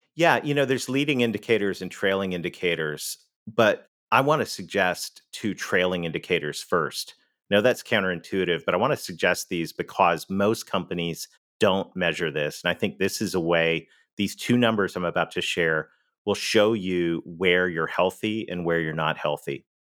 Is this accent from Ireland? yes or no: no; Canada; accent: Canadian; moved away; I'm Canadian. You may have heard that in the accent